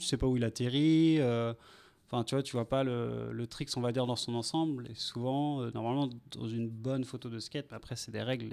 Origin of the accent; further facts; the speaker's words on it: Vendôme, Centre-Val de Loire, France; ma ville natale, à Vendôme